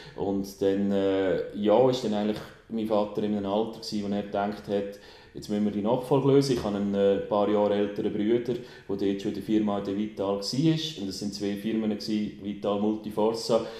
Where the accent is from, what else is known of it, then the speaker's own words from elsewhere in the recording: Aarau, Aargau, Switzerland; also born or lived in Bern; Aarau, äh, ich bin hier geboren, alle Schule gemacht